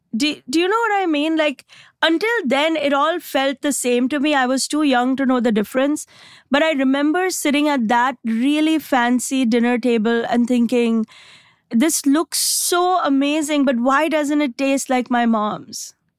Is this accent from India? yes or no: yes; India; moved away as an adult; now in United States; I came from India